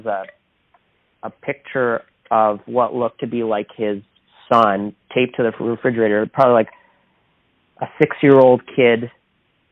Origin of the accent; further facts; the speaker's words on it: Toronto, Ontario, Canada; we're from Toronto, so we're in Portland, we're on the other side of the continent